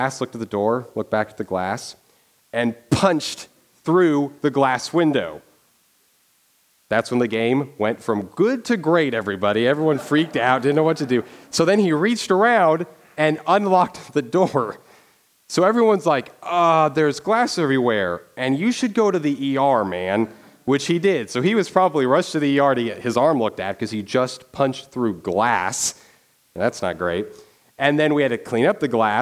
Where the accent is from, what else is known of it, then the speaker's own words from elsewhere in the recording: Dodge City, Kansas, United States; moved away; I'm from Dodge City, Kansas